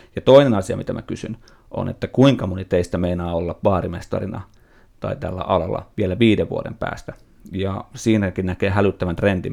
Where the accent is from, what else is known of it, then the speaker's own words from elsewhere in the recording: Nummela, Uusimaa, Finland; se Nummelas, missä mä olin kotoisin